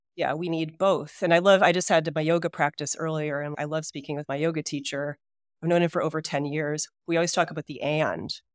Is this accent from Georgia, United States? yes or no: no; Hudson Valley, New York, United States; also born or lived in Detroit, Michigan; when I was three years old, we moved to the Hudson Valley of New York.